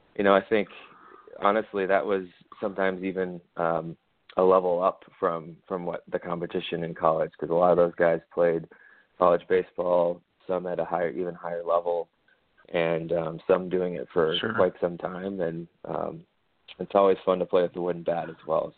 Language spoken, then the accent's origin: English; Minnesota, United States; moved away as an adult; also born or lived in West Coast; I'm from Minnesota originally, as is uh, a few generations